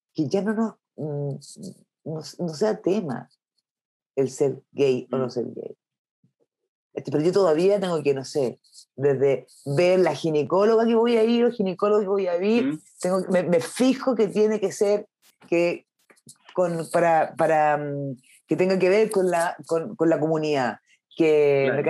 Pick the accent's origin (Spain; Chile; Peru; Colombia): Chile; Curicó, Maule; moved away; Yo soy de Curicó, de región, donde no había cine, hasta el día de hoy no hay